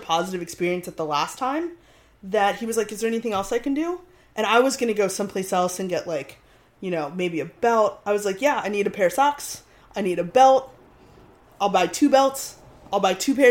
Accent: Richmond, Virginia, United States; my hometown in Richmond, Virginia

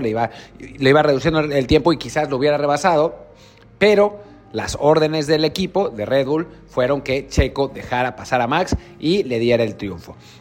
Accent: Mexico; como mexicanos

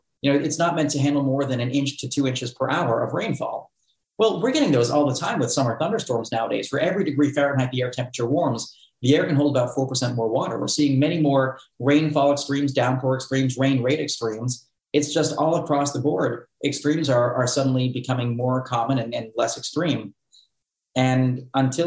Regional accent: Cape Cod, Massachusetts, United States; moved away as an adult; where I grew up on Cape Cod

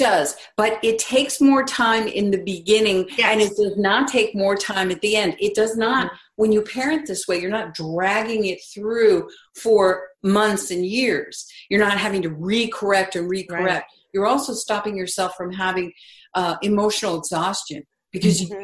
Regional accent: East Coast, United States; I grew up on the East Coast

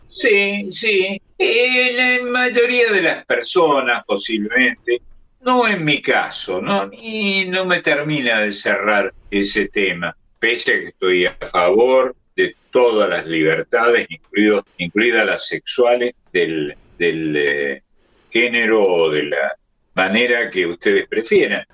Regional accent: Córdoba, Argentina; un barrio tradicional de, de Córdoba, casi tan importante como el barrio San Vicente, donde yo nací

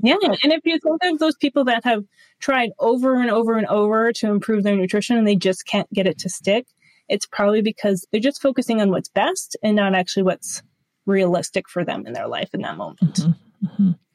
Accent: Duluth, Minnesota, United States; also born or lived in Winona, Minnesota; I found a local triathlon here uh, near Duluth, Minnesota, which is my hometown area

